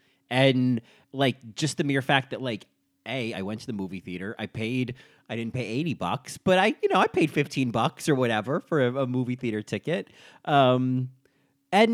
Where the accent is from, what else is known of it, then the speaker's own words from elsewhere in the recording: Connecticut, United States; born there; I was born in Connecticut.